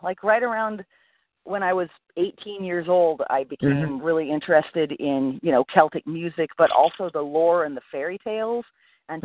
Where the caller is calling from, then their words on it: Anna Maria Island, Florida, United States; I am right now calling from the Anna Maria Island in Florida.